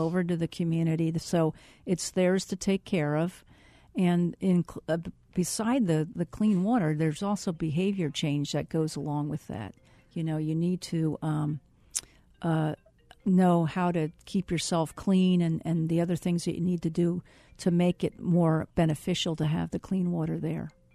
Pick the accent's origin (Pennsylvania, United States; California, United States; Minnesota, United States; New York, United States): Pennsylvania, United States; Reading; moved away as an adult; also born or lived in South Carolina; now in Phoenix, United States; I'm originally from Re-, outside of Reading, Pennsylvania, and I, uh, graduated high school